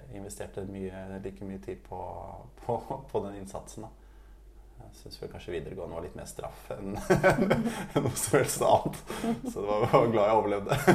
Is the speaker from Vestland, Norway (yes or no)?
no; Oslo, Norway; also born or lived in Tromsø; Jeg er fra Oslo, fra Oppsal, og bor nå på Løren